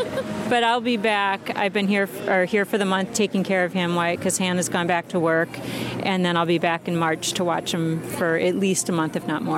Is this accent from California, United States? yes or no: no; Minneapolis, Minnesota, United States; now in Washington State, United States; I was born and raised in Minneapolis, but now I live in Washington State.